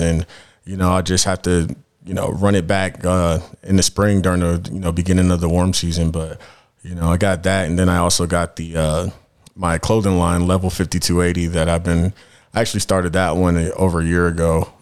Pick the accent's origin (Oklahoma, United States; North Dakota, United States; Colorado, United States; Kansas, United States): Colorado, United States; Denver; I'm from Denver. I'm actually a Denver native, uh, and yeah, and that's where, that's where I'm at right now